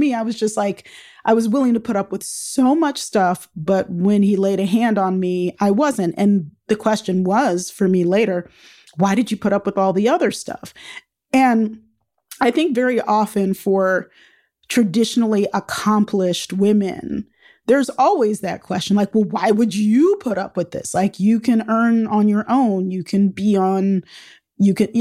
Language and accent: English; United States; I'm a Black American